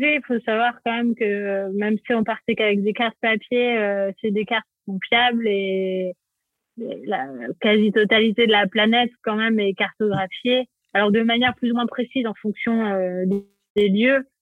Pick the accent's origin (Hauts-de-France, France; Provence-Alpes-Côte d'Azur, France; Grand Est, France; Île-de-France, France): Provence-Alpes-Côte d'Azur, France; also born or lived in Paris; je suis née à Paris et mes parents ont eu la bonne idée de déménager sur la Côte d'Azur quand j'avais trois ans